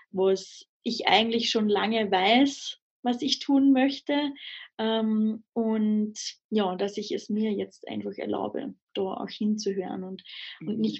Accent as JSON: {"language": "German", "country": "Austria", "tie": "born or raised there", "said": "also ich bin in Österreich am Land aufgewachsen, mhm. ähm, in den Bergen"}